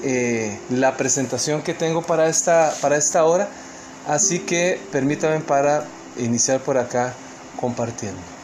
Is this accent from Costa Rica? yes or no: yes; Costa Rica; moved away as an adult; now in New Jersey, United States; soy tico, ¿verdad? Soy costarricense